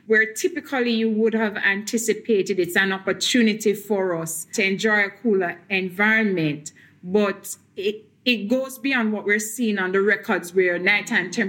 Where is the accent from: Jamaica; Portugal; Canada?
Jamaica; Saint Catherine; now in Kingston, Jamaica; I grew up in St. Catherine in another parish within Jamaica, not too far from Kingston, but now I reside in Kingston.